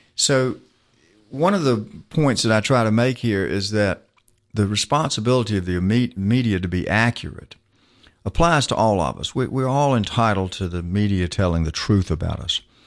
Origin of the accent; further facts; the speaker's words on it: Macon, Georgia, United States; also born or lived in Atlanta, Georgia; I grew up in Macon, Georgia